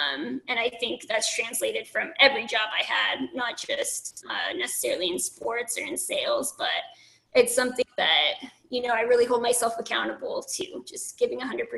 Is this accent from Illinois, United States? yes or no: no; California, United States; also born or lived in Pennsylvania / Nevada / Texas; You know, I've lived in Pennsylvania, I've lived in Nevada, I've lived in Texas, I'm from California.